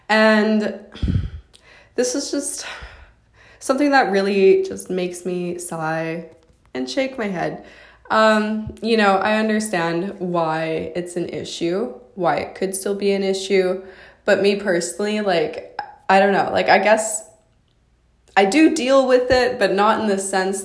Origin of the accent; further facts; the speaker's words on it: Canada; I'm a model from Canada